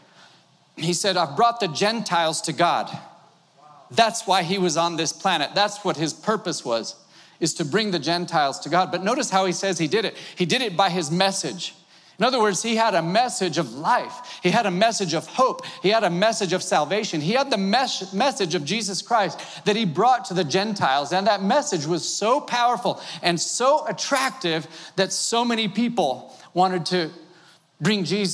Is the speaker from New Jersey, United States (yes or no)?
no; Wisconsin, United States; moved away; I was born in Wisconsin